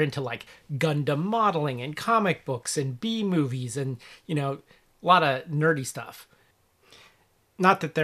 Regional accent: Cincinnati, Ohio, United States; moved away; I'm from the Cincinnati area originally

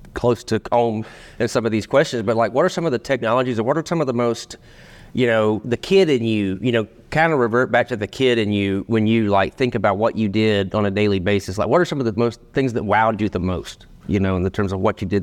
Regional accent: Rome, Georgia, United States; So, Berry College, so we're both from Rome, Georgia

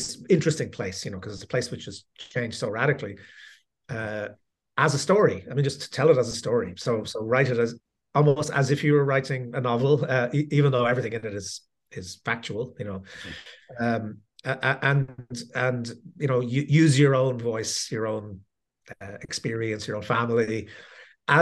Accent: Dublin, Leinster, Ireland; moved away as an adult; now in Princeton, United States; I come from Dublin in Ireland, although I'm talking to you from Princeton in New Jersey, where I teach. And I grew up in Dublin

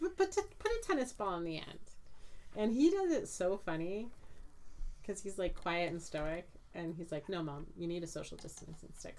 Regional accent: Santa Clarita, California, United States; I grew up in Santa Clarita

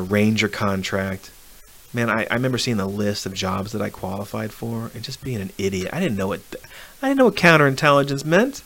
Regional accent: Arlington, Virginia, United States; I'm from Arlington, Virginia.

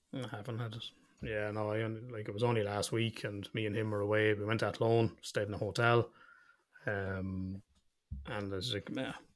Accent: Ireland; we're Irish

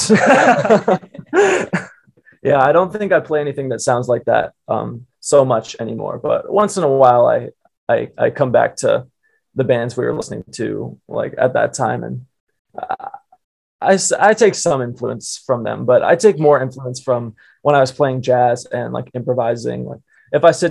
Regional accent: Wynnewood, Pennsylvania, United States; I grew up in Pennsylvania, Wynwood, which is adjacent to Philadelphia

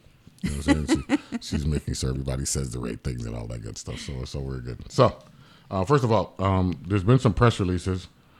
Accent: New York City, New York, United States; moved away; Back in 1993, I was born in New York City.

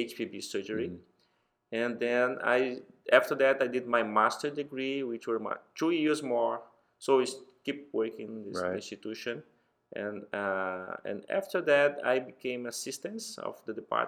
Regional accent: Brazil; I'm from Brazil.

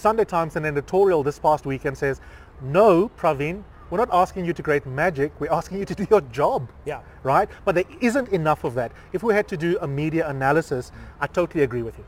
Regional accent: South Africa; we are South African

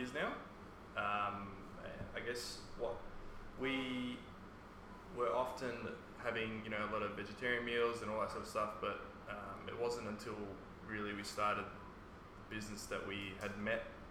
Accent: Melbourne, Victoria, Australia; English is a second language; also born or lived in Bosnia; Came here when I was almost seven

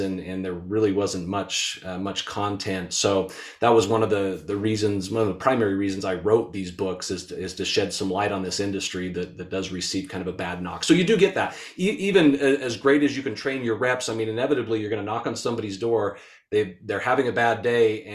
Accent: Utah, United States; born and raised in Utah.

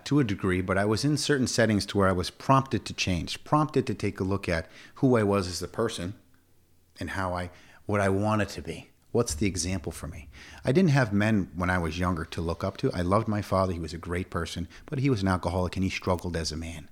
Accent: Schenectady, New York, United States; moved away as an adult; now in Plattsburgh, United States; I grew up in Schenectady.

